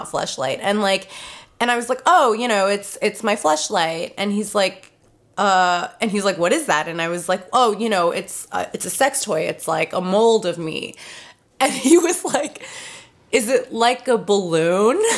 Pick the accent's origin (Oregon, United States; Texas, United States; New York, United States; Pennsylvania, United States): New York, United States; New York City; moved away; I grew up in New York City